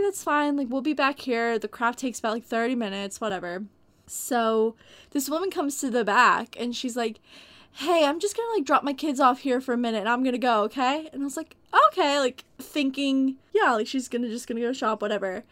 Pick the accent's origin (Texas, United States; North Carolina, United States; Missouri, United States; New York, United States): Texas, United States; I come from Texas, and we get tornadoes here sometimes